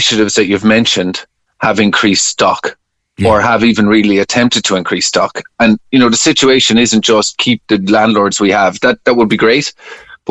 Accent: Bandon, Munster, Ireland; my hometown of Bandon

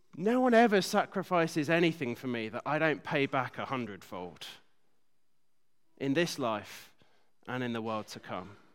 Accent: United Kingdom; being British

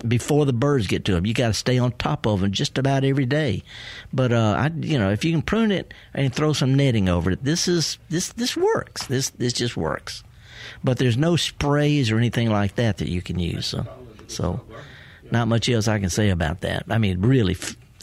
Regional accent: the Delta, Mississippi, United States; I was raised up in the Delta by a horticulturist great grandmother

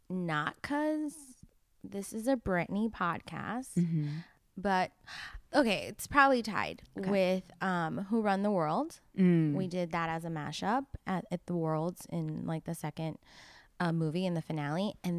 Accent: Miami, Florida, United States; I am from Miami.

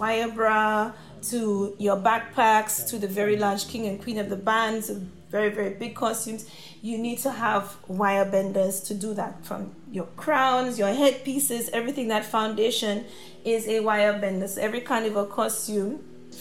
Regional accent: St. Lucia; moved away as an adult; now in United Kingdom; when I was growing up in St. Lucia

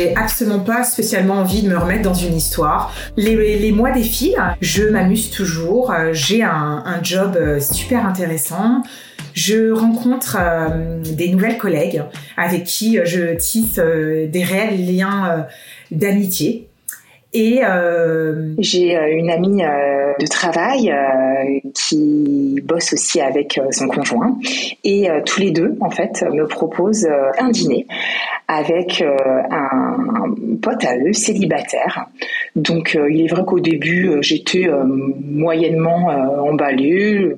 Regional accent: Paris, Île-de-France, France; moved away as an adult; moi, en tant que parisienne

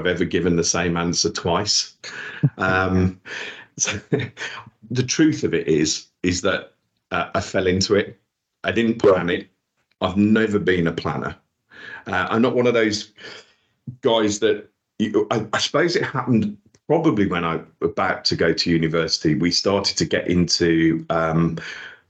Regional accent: Wolverhampton, West Midlands, United Kingdom; accent: Black Country; moved away as an adult; also born or lived in Dudley / London; was born in Dudley, in the Black Country, if you can't tell by my accent. Raised in Wolverhampton

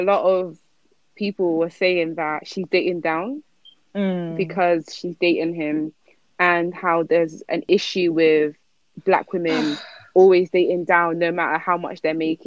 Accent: France; also born or lived in Ghana (heritage); now in United Kingdom; growing up in France and then moving here

